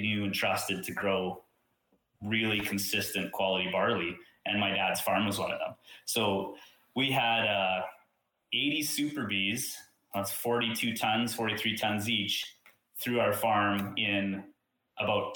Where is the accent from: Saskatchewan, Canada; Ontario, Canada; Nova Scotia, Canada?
Saskatchewan, Canada; I'm from Saskatchewan